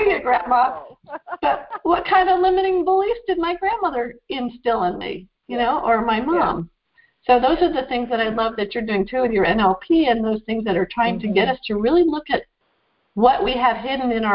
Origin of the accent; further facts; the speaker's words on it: Northeast, United States; we grew up in the Northeast. There was one man of color in my town.